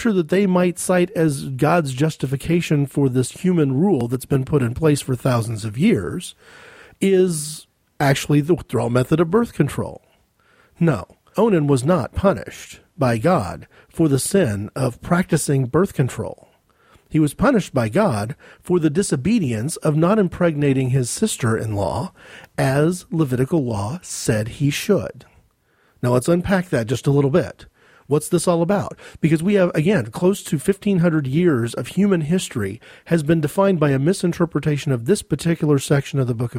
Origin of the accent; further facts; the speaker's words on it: United States; speaking as an American